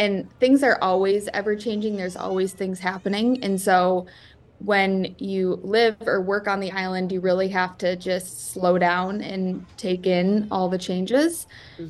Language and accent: English; Traverse City, Michigan, United States; I'm from Traverse City, so not too far, 2.5 hours away from the island, hop, skip, and jump away.